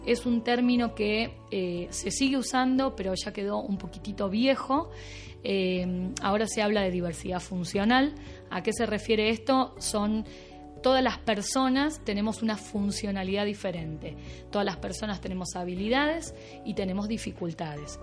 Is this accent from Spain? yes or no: no; Buenos Aires, Argentina; accent: Argentine; moved away; yo soy argentina, claramente van a escuchar esta tonada un poquito rara.